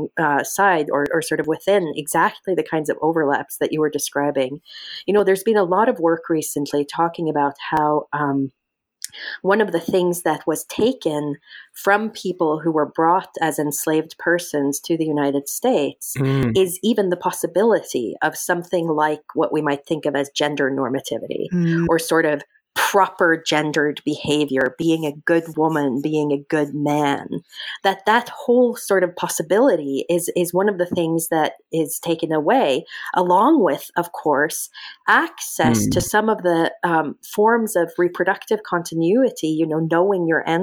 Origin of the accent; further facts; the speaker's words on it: Norway; moved away; My mother's from Iraq, my father's from Norway, and I grew up in Norway